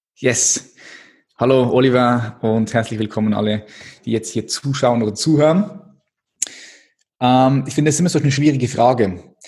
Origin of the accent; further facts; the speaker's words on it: Switzerland; ich bin Schweizer